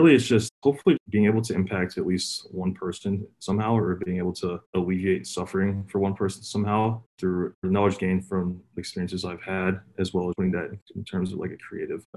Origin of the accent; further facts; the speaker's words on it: Northern Virginia, United States; I'm from Nova